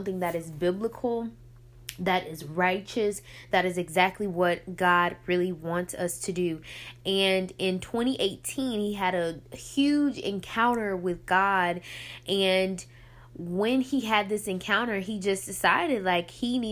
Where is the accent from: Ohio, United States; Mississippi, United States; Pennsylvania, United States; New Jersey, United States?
Mississippi, United States; Picayune; my hometown of Picayune.